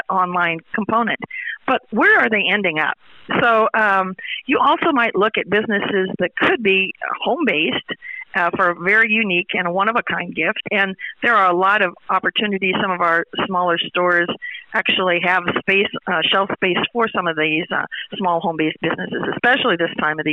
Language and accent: English; Sidney, Nebraska, United States; my hometown, Sidney, Nebraska